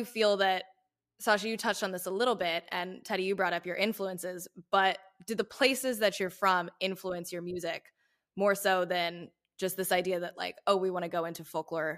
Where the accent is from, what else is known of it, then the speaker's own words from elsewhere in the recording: the South, United States; growing up in the South, I experienced this